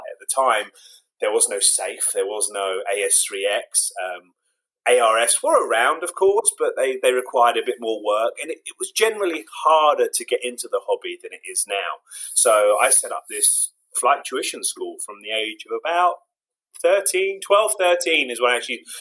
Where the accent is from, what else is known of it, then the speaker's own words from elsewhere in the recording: Iran; I was born 76 in Iran